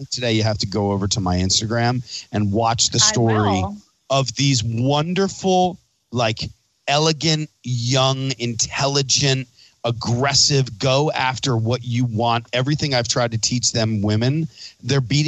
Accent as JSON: {"language": "English", "region": "Pennsylvania", "country": "United States", "tie": "born or raised there", "said": "Pennsylvania because it's my home state and I love living here"}